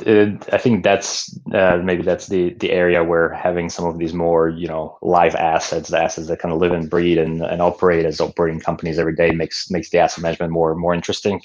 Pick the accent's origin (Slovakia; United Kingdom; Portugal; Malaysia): Slovakia; moved away as an adult; also born or lived in Pennsylvania; now in Bay Area, United States; I grew up uh, in Slovakia in um, uh, in Central Europe, and uh, you know lived there all the way through through high school.